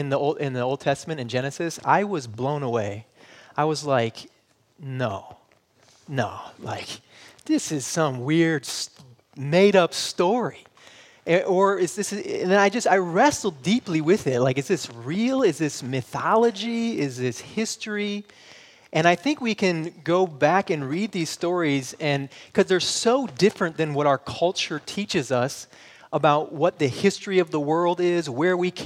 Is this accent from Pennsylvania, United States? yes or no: no; Michigan, United States; moved away; I'm from Michigan and we don't say that up there. So we say you guys